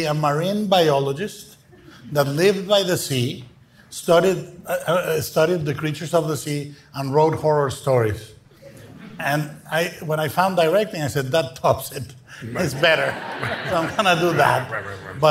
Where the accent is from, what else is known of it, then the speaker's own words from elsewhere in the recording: Guadalajara, Jalisco, Mexico; English is a second language; In Mexico, I was born and raised in Guadalajara